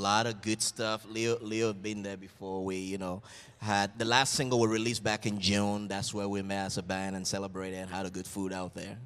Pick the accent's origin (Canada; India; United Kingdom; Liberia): Liberia; now in United States; my tribe and my village back in Liberia. I'm from the Vai tribe